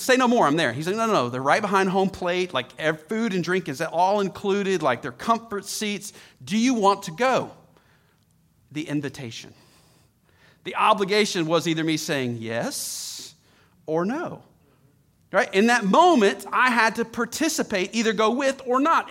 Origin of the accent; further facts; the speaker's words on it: Atlanta, Georgia, United States; I grew up in Atlanta